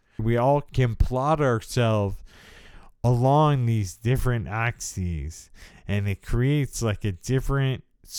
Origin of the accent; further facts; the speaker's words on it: United States; So I have definitely a certain amount of privilege that goes along with the experience of being disabled by multiple sclerosis.